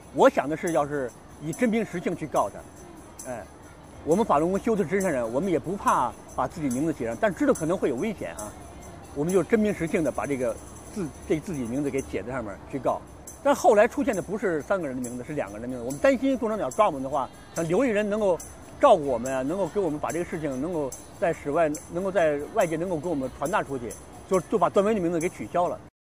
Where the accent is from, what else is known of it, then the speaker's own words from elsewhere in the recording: Beijing, China; also born or lived in Hong Kong; 我在中国土生土长，我在北京长大，我了解中国社会，了解中国人